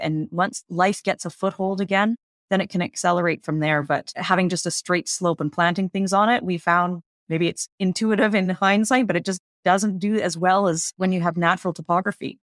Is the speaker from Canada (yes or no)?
yes; British Columbia, Canada; I grew up in British Columbia, fortunate enough to be in an area with lots of wilderness nearby